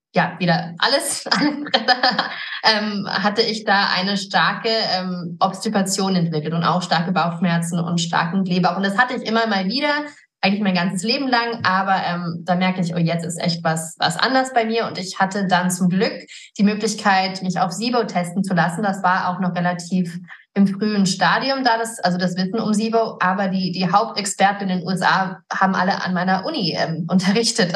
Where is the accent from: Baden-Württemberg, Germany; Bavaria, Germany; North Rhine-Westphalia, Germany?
Bavaria, Germany; Garmisch-Partenkirchen; moved away as an adult; also born or lived in United States; now in Idstein, Germany; ich bin auch hier geboren. Meine Eltern sind Amerikaner und ich bin hier in, in Garmisch in den Bergen aufgewachsen